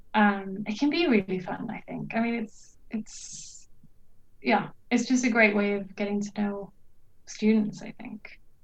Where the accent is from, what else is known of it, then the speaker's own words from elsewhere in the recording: Norway; moved away as an adult; also born or lived in United Kingdom; now in Sweden; I'm originally from Norway, but right now I'm doing my PhD in Sweden